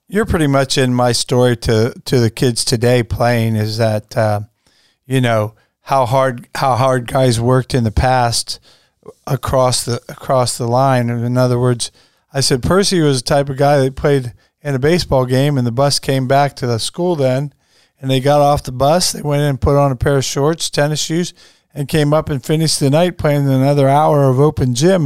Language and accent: English; Strasburg, United States; growing up in Strasbourg, which basketball is pretty much the sport there then